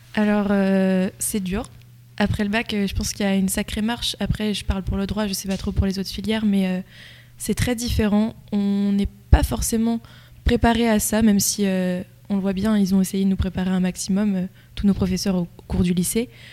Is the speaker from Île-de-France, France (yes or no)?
no; La Loupe, Centre-Val de Loire, France; je viens de La Loupe à l'origine